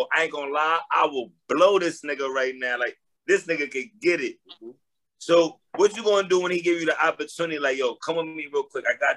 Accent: New York City, New York, United States; I'm from Harlem

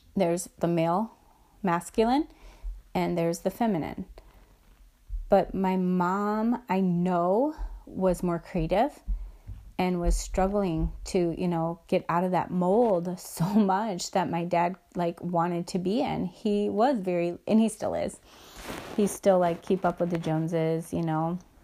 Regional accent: Midwest, United States; I'm from the Midwest.

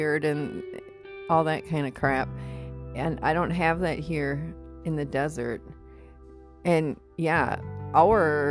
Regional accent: Midwest, United States; moved away; I come from the Midwest

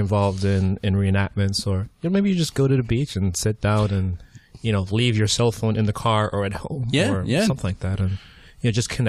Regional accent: Antigua & Barbuda; now in United States; I'm from Antigua.

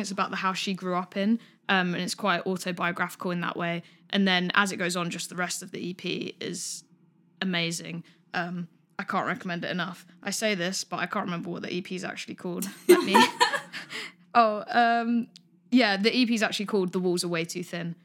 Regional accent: Greater London, United Kingdom; I'm from Greater London, so I'm from London, but kind of slightly more into the suburbs.

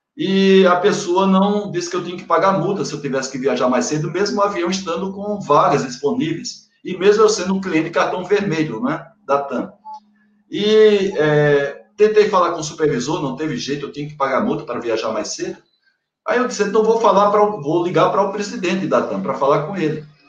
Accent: Paraíba, Brazil; moved away; also born or lived in Bahia; Sou paraibano, mas tenho um pedacinho meu da Bahia

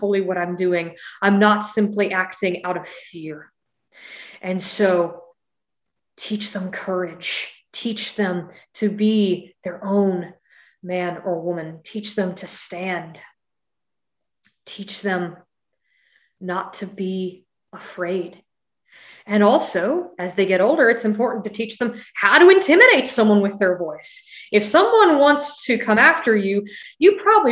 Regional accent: California, United States; also born or lived in Missouri; in California

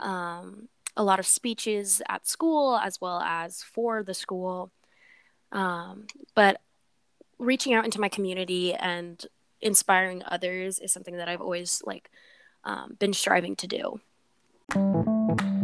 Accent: Des Moines, Iowa, United States; also born or lived in Los Angeles, California; I was born in Los Angeles, California, but I moved to Des Moines, Iowa when mm-hmm. I turned 3

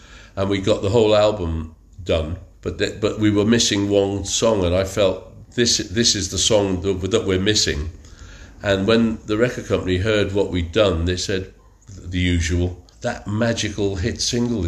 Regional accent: Wrexham, Wales, United Kingdom; my hometown is Wrexham

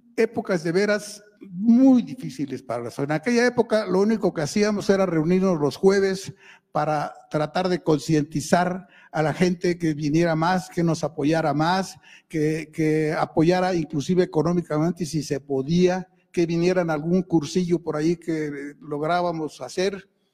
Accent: Mexico; somos mexicanos

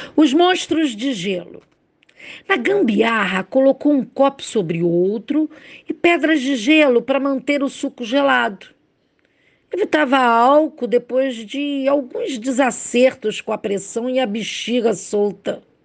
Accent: Rio de Janeiro, Brazil; sou do Rio de Janeiro, carioca

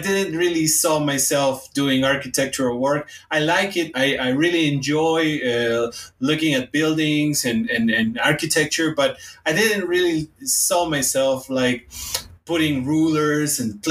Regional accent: Hermosillo, Sonora, Mexico; English is a second language; moved away as an adult; now in Mexico City, Mexico; the place where I was born in Hermosillo, Sonora

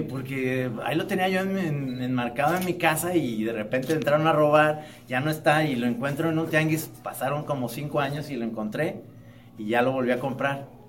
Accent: Mexico; como caricaturista mexicano

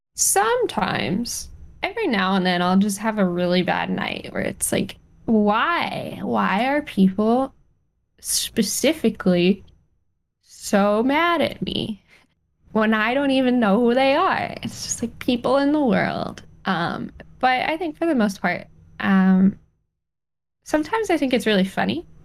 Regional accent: Colorado, United States; moved away; I, spent some time growing up in Colorado, and sage is everywhere

